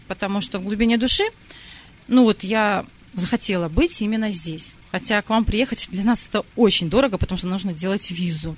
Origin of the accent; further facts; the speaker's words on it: Belarus; also born or lived in Sakhalin, Russia; родилась на Сахалине, и там же приняла, как и все русские, большинство православия. Потом, когда была перестройка, моя семья переехала в Белоруссию